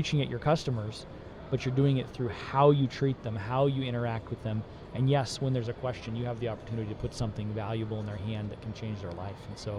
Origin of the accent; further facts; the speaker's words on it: Alaska, United States; moved away; also born or lived in Tennessee; I spent 15 years growing up in Alaska